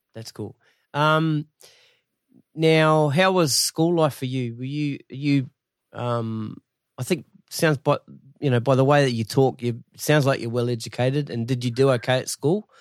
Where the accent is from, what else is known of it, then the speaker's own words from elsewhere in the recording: Masterton, Wellington, New Zealand; I'm from Masterton originally